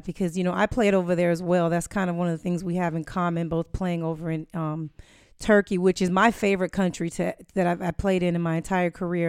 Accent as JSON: {"language": "English", "town": "Los Angeles", "region": "California", "country": "United States", "tie": "born or raised there", "said": "You're in my hometown."}